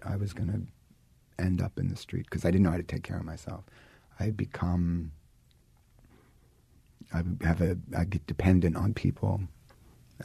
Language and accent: English; New York City, New York, United States; I grew up in Brooklyn